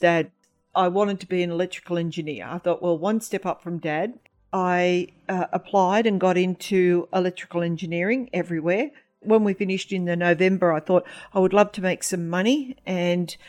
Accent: Hunter Valley, New South Wales, Australia; I'm from the Wanneroo Nation in the Hunter Valley

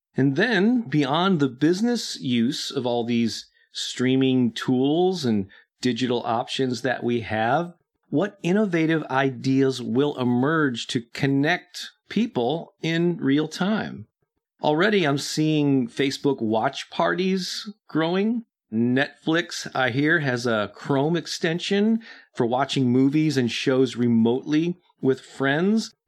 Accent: St. Louis, Missouri, United States; my hometown of St. Louis

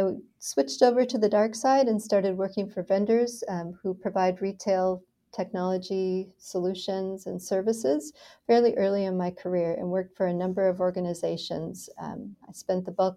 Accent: Minnesota, United States; moved away as an adult; also born or lived in Dallas, Texas / Philadelphia; now in San Diego, United States; I grew up in Minnesota, where it was cold, and I escaped to Dallas, Texas, as soon as I had a choice

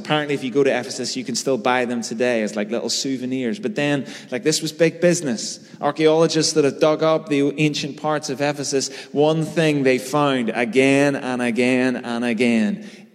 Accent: Belfast, Northern Ireland, United Kingdom; I grew up in North Belfast through the 90s

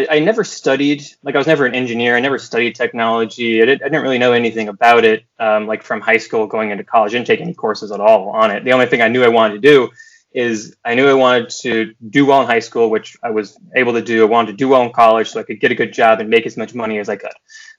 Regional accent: Cape Elizabeth, Maine, United States; also born or lived in Farmington, Maine; So I grew up in Maine, kind of bouncing between Cape Elizabeth outside of Portland and then also the Farmington, Maine area in Midwestern Maine. But we moved around a lot.

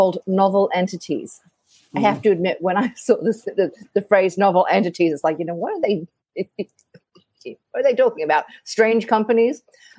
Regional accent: Australia; So I come from Australia originally. I know my accent doesn't say it

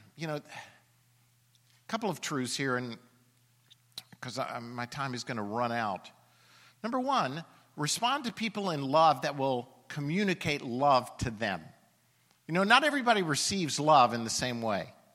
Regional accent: Alabama, United States; I'm from Alabama

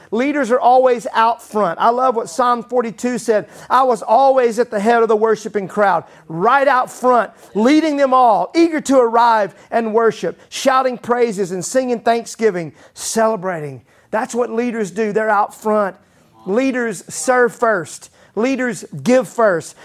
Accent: Mississippi, United States; growing up in Mississippi, they used to call my dad Pastor Ragsdale

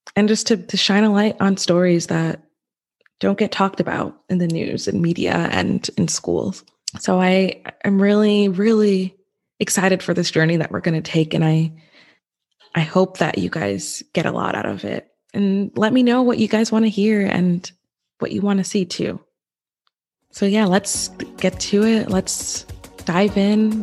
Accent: New York, United States; also born or lived in Westchester, New York; we moved an hour from Westchester, where I was born, to a very white suburban town. And so, and that's where I spent pretty much, yeah, I spent, I, we lived there until I graduated from high school

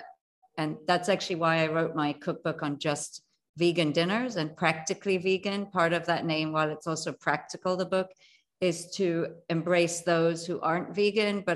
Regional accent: Jamaica; moved away; I was born in Jamaica, the island

